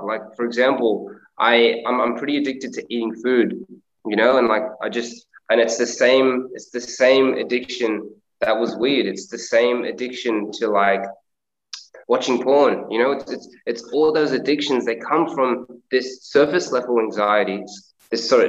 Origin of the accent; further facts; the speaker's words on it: India; I'm Indian